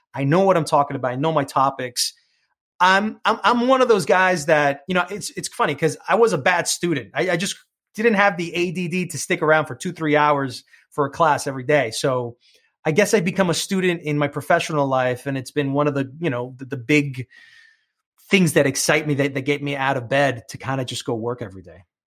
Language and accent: English; New York City, New York, United States; accent: New York; first language English; I come from Queens